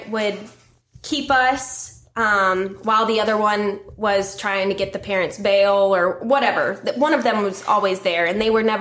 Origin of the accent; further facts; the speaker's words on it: Marietta, Georgia, United States; born there; I was born here in Marietta.